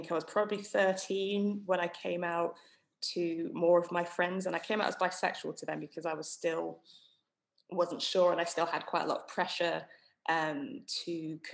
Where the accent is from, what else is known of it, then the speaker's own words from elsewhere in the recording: Somerset, South West England, United Kingdom; I grew up in Somerset, which is overwhelmingly white